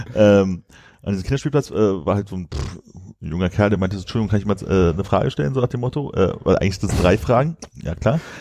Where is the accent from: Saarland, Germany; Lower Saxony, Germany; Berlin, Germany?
Berlin, Germany; als Berliner